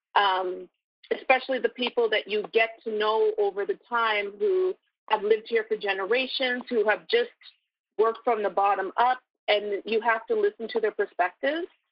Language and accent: English; Toronto, Ontario, Canada; moved away as an adult; also born or lived in Brooklyn, New York; now in New York, United States; I'm originally from Toronto, Canada, so I moved here seven, almost seven years ago